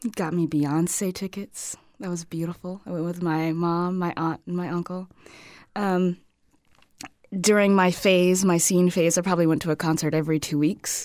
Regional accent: Los Angeles, California, United States; born or raised there; moved away as an adult; also born or lived in San Francisco / Medford, Oregon; now in Fort Myers, United States

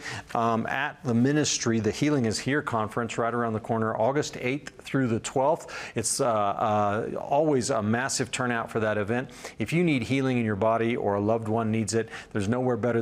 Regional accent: Colorado, United States; here in my home state of Colorado

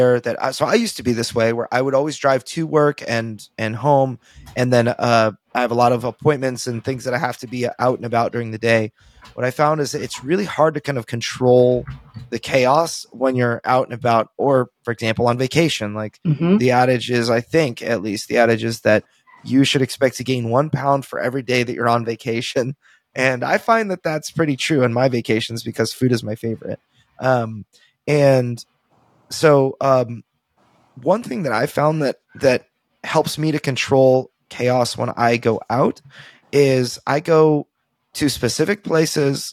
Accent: California, United States; now in Texas, United States; I'm a Californian at heart. Like, I live in Texas, but I'm a Californian at heart

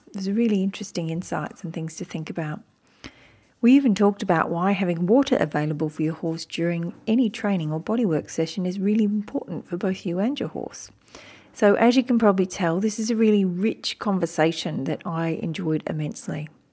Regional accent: Wiradjuri country, New South Wales, Australia; also born or lived in Turrbal and Jagera country (Brisbane, Queensland); now in Brisbane, Australia; I was born on Wiradjuri country

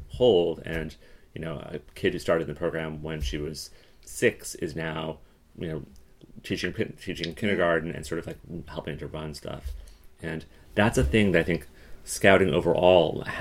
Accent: Colorado, United States; so I grew up in Colorado. So I grew up um, at the edge of the mountains. So not deep in the mountains, but at the very edge of the mountains

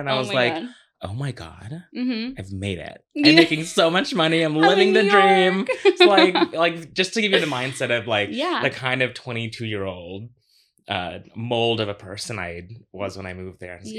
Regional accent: Orlando, Florida, United States; now in New York, United States; I moved from Florida. I grew up in Orlando.

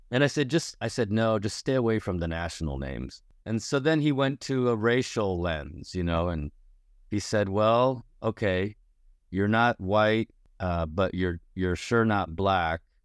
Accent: Ohio, United States; moved away as an adult; also born or lived in Chicago, United States; now in Toronto, Canada; being this kind of Midwestern Asian American kid who grew up in a place where there was almost no immediate black community and where I grew up in Ohio

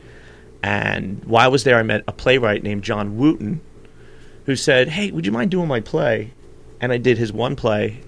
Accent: New Jersey, United States; also born or lived in Philadelphia, Pennsylvania / New York; now in Los Angeles, United States; I was born in Philly, and I was by law moved to New Jersey in South Jersey. So I kind of pretty much grew up in the South Jersey area

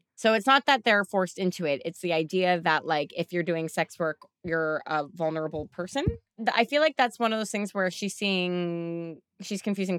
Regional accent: Canada; we're Canadian

